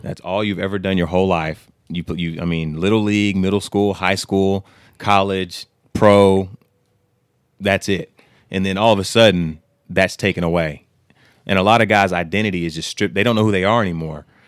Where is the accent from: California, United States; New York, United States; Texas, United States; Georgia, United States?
Texas, United States; Humble; we're both from Humble.